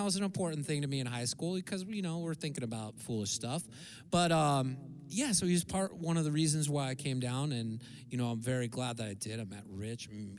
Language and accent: English; Santa Cruz, California, United States; Santa Cruz, man.